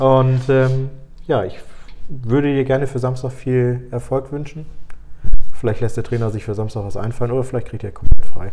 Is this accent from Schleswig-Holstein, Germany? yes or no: yes; Flensburg, Schleswig-Holstein, Germany; Ich bin ja auch gebürtig aus Flensburg. Ein bisschen länger schon in Flensburg.